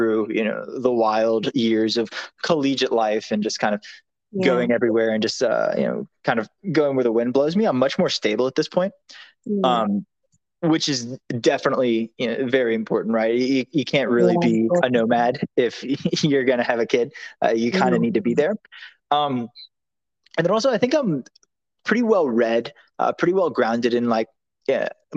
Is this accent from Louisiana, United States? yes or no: yes; New Orleans, Louisiana, United States; I'm from New Orleans, Louisiana.